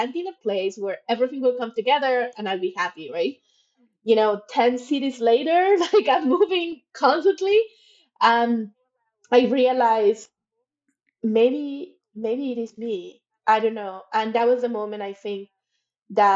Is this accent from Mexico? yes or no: yes; Monterrey, Nuevo León, Mexico; moved away as an adult; also born or lived in Mexico City / United States / Toronto, Canada; I was born in Mexico City, grew up in Monterrey